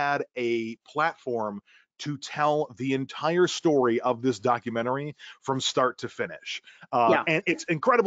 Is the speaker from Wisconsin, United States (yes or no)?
yes; Milwaukee, Wisconsin, United States; moved away as an adult; now in Los Angeles, United States; born and raised in Milwaukee, Wisconsin, in the heart of the Midwest, and moved out to Los Angeles, California